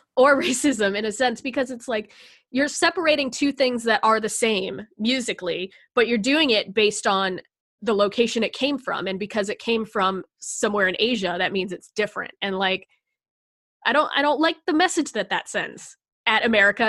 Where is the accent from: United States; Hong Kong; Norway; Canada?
United States; I am proud to be American